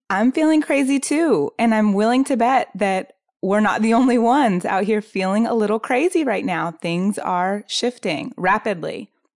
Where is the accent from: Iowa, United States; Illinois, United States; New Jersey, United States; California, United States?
California, United States; San Diego; I'm from San Diego. And I, um, am, consider myself incredibly grateful to have grown up in Southern California